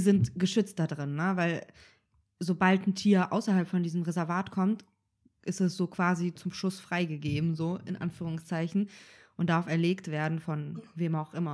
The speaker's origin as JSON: {"language": "German", "country": "Kazakhstan", "tie": "born or raised there", "moved": "yes", "said": "ich bin ähm, auch auf dem Bauernhof aufgewachsen und wir hatten ja so eigene, in Kasachstan"}